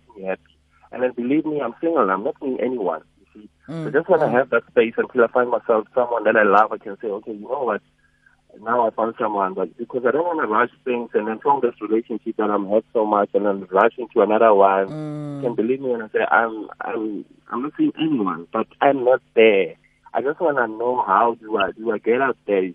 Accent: North West, South Africa; now in Gauteng, South Africa; I'm from the Northwest

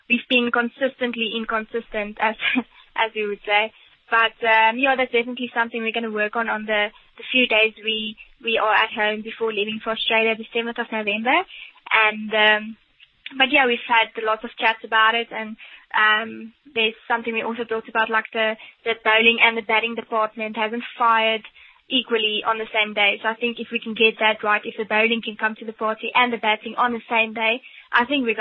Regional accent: South Africa

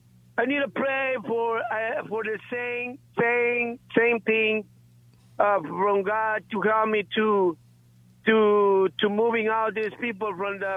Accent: Guatemala; moved away; I'm from Guatemala.

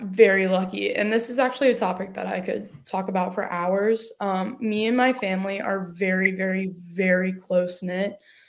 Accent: Decatur, Georgia, United States; also born or lived in Jefferson, Georgia / Milledgeville, Georgia; I grew up in Decula, Georgia. And then we moved to Jefferson, Georgia, where we live now.

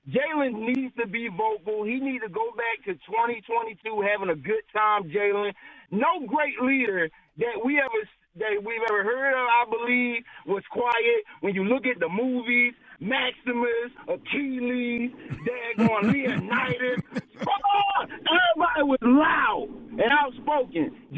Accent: Philadelphia, Pennsylvania, United States; also born or lived in North Carolina; Like I was born in Garrettsburg, North Carolina, population 500, but I was raised in Philly.

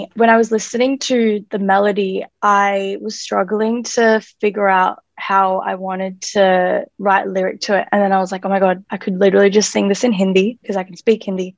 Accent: Melbourne, Victoria, Australia; I am an artist from Melbourne

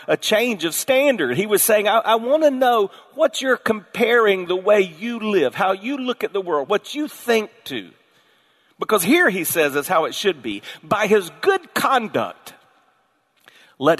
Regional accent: the South, United States; I was born in the South

